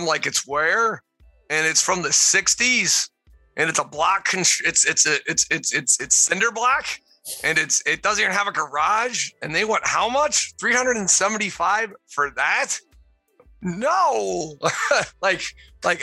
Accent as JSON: {"language": "English", "region": "Pennsylvania", "country": "United States", "moved": "yes", "said": "I'm originally from Pennsylvania"}